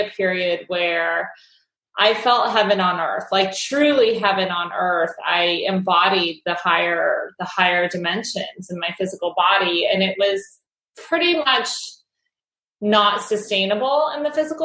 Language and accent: English; Ohio, United States; moved away as an adult; also born or lived in New York City; I grew up in Ohio and I moved to the city